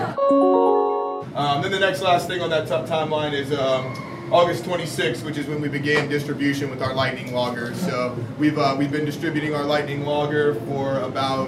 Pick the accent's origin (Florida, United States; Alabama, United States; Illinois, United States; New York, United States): Florida, United States; Tampa; I born and raised in Tampa, so I know a lot of people here.